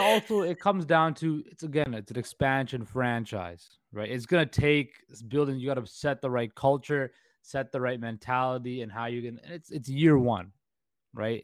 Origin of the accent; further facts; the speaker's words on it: Vancouver, British Columbia, Canada; in Vancouver, we are kind of considered the little brother to Toronto